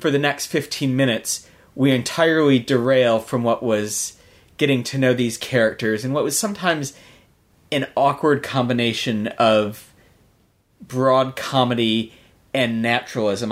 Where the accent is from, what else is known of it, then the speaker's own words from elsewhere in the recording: United States; as an American